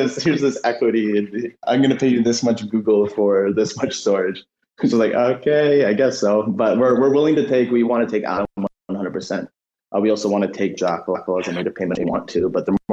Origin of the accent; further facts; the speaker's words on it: Canada; we're Canadian, a lot of us are Canadians